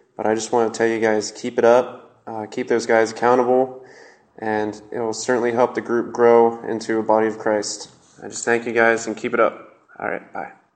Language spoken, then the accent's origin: English; Middletown, Ohio, United States; I come from Middletown, Ohio.